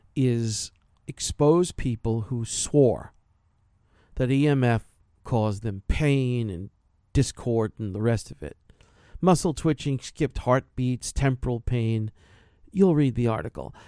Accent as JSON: {"language": "English", "region": "New York", "country": "United States", "said": "New York, yeah, I'm from New York"}